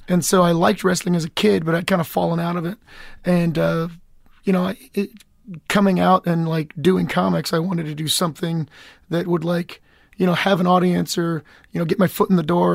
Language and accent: English; Lexington, Kentucky, United States; moved away as an adult; also born or lived in Georgia; now in Los Angeles, United States; I'm from, I'm from Lexington